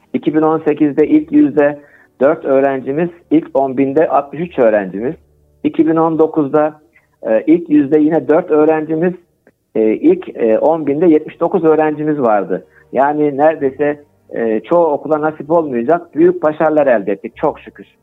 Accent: Kayseri Province, Turkey; also born or lived in Ankara; 1963 Kayseri doğumluyum. Ee, ilk orta lise e, eğitimini Kayseri'de aldıktan sonra

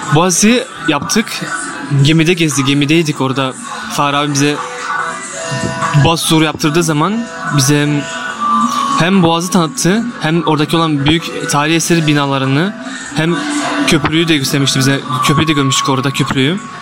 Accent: Liège, Wallonia, Belgium; Liej'de Belçika'da doğdum.

